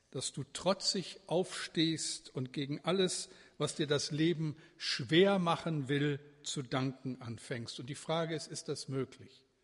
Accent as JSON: {"language": "German", "region": "Bremen", "country": "Germany", "said": "einen, den wir gut kennen müssen als Bremer, den Kirchenlieder, Dichter schlechthin, auf den wir so richtig stolz sein können"}